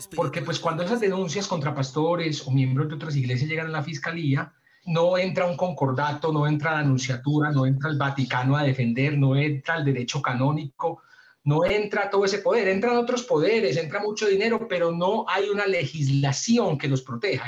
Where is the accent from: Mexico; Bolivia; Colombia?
Colombia; Medellín, Antioquia; yo soy de Medellín